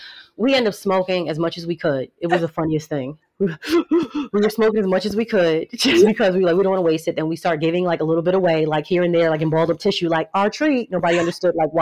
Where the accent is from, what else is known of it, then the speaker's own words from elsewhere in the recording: New Jersey, United States; also born or lived in New York; Growing up in Jersey and, you know, a mix of New York